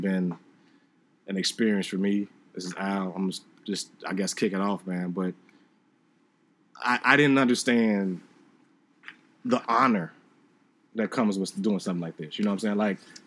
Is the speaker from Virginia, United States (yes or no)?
no; Chicago, Illinois, United States; Phil and I are from Chicago